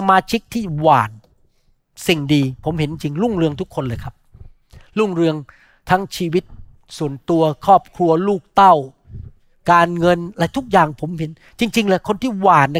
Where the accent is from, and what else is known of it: Thailand